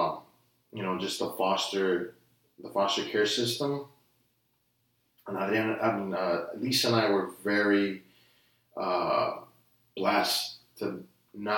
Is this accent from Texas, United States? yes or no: yes; Brownsville, Texas, United States; also born or lived in Denton, Texas / Dallas-Fort Worth area; now in Austin, United States; we were raised in Brownsville. So we went from North Texas to South Texas